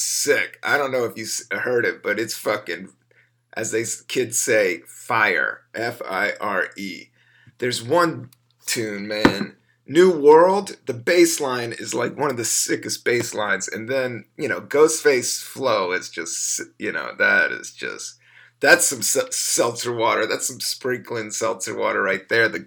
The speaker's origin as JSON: {"language": "English", "town": "Washington", "region": "District of Columbia", "country": "United States", "tie": "born or raised there", "moved": "as an adult", "lives_now": "New York, United States", "said": "I grew up in the South. I grew up in D.C."}